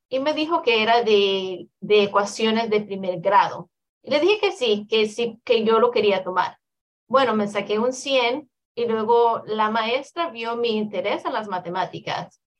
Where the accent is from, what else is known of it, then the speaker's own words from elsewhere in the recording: El Salvador; moved away; also born or lived in Houston; Yo soy del Salvador, lo cual es un país totalmente pequeño. Comparado a la ciudad de Houston a la que me moví, fue, el cambio fue extremadamente grande.